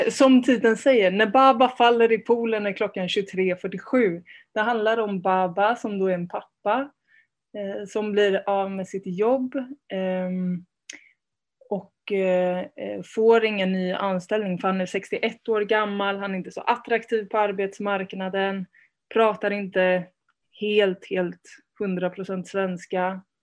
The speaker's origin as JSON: {"language": "Swedish", "region": "Värmland", "country": "Sweden", "tie": "born or raised there", "also_born_or_lived": "Spain", "said": "jag kom, jag kom till Sverige när jag var fem med min mamma. Så jag är född i Spanien, jag har en spansk pappa och hela liksom den sidan av släkten är är från Spanien."}